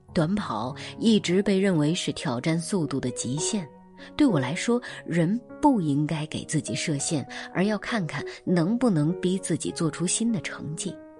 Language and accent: Chinese; China; now in Shanghai, China; 为身为中国人感觉骄傲。好了，今天就是这样， … 在上海跟各位说晚安。